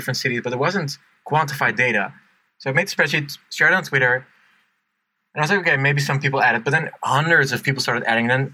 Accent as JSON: {"language": "English", "country": "Netherlands", "moved": "yes", "said": "I'm from Holland"}